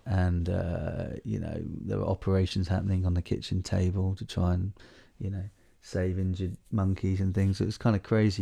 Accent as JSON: {"language": "English", "area": "Southwold", "region": "East of England", "country": "United Kingdom", "tie": "born or raised there", "moved": "yes", "lives_now": "Malawi", "said": "when I was a kid growing up where we grew up in the South Ward, right in that beautiful sort of special area of conservation, which is down on the Blythe Estuaries"}